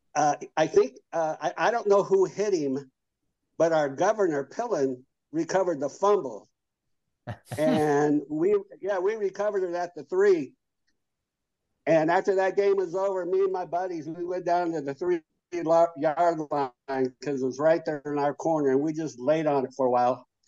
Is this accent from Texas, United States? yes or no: no; Lincoln, Nebraska, United States; I was born and raised here in Lincoln. You know, I was six blocks from the from campus. Lived here all my life